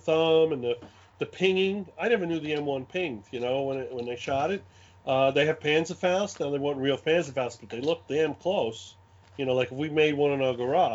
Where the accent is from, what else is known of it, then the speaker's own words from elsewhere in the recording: New York City, New York, United States; accent: Brooklyn; this is a real Brooklyn accent. I was born in Brooklyn and raised in Brooklyn